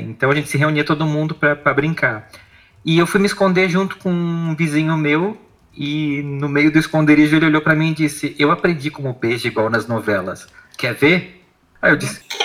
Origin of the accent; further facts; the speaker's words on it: Blumenau, Santa Catarina, Brazil; moved away as an adult; E eu sou de Blumenau, Santa Catarina